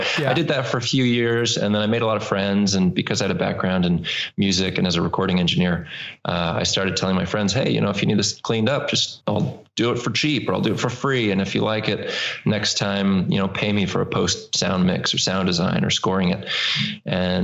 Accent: Bay Area, California, United States; moved away; also born or lived in New York; I grew up in the Bay Area playing in bands. And then I moved to New York

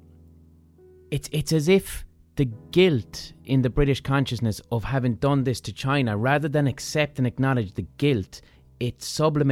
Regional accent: Ireland; I'm an Irish person

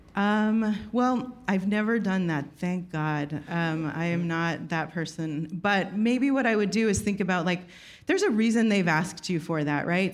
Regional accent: Texas, United States; moved away; also born or lived in New York; I'm from Texas

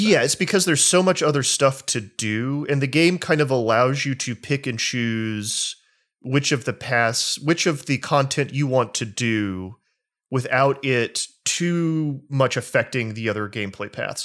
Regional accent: the South, United States; I grew up in the South, um, in communities where Christians were very, uh, unkind and oppressive.

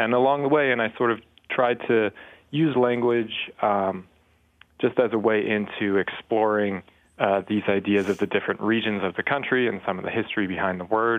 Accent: outside Philadelphia, New Jersey, United States; I grew up in South Jersey outside Philadelphia.

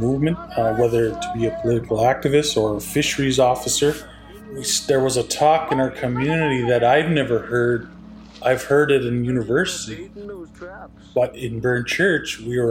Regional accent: Esgenoôpetitj First Nation, New Brunswick, Canada; I'm from Eskinobitich First Nation, also known as Burnt Church.

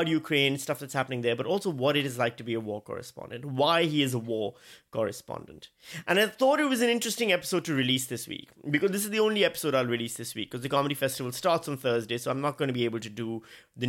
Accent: Karachi, Sindh, Pakistan; moved away; I grew up in Pakistan.

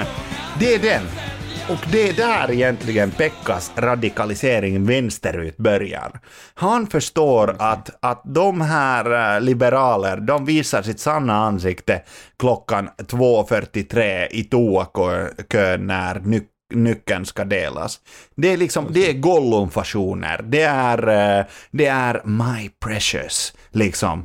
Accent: Finland; now in Sweden; jag var hemma i Finland

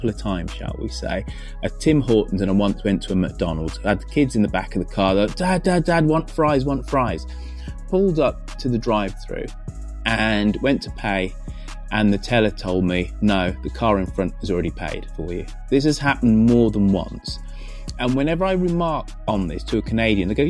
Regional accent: England, United Kingdom; being English and black in the 1970s

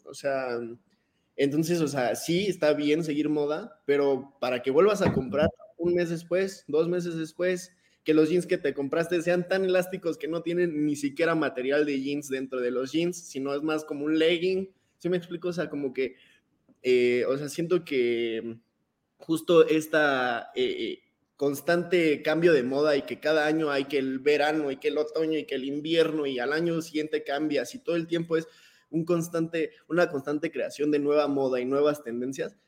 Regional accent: Mexico

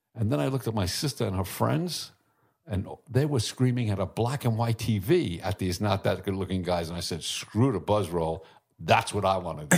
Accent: New York City, New York, United States; I was born in Brooklyn.

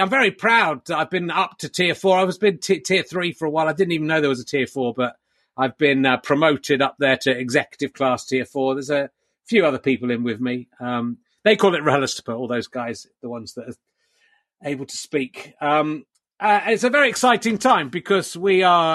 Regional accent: England, United Kingdom; being from the UK and being English in particular

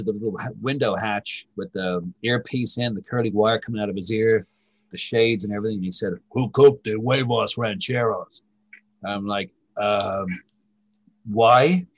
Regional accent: Ireland; also born or lived in United States; I was brought up in Ireland by my maternal grandfather

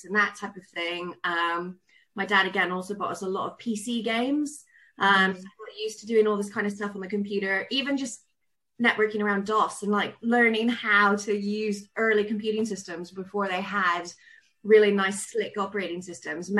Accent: Southern California, United States; accent: really weird accent; now in Cornwall, United Kingdom; I grew up in Southern California

